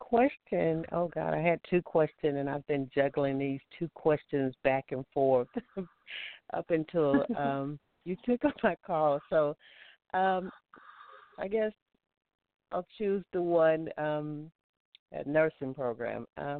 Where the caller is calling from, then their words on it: Alabama, United States; I'm calling from Alabama.